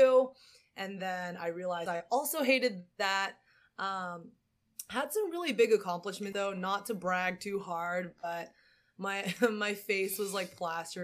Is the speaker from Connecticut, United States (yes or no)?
no; Silicon Valley, California, United States; I was born in the Silicon Valley in California